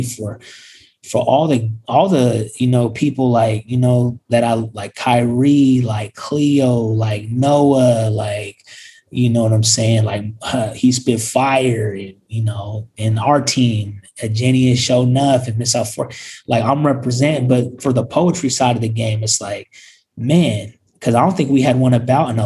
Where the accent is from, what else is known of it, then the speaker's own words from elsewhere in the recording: Sacramento, California, United States; we're from Sacramento